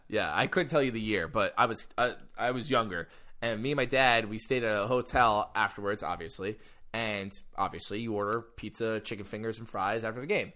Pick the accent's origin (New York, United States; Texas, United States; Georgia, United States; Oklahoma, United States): New York, United States; I'm from New York